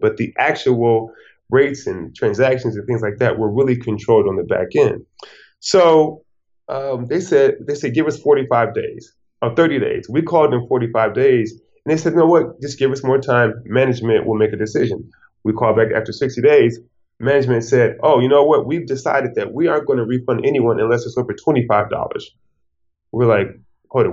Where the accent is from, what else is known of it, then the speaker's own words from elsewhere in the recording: Detroit, Michigan, United States; moved away as an adult; I'm from Detroit, Michigan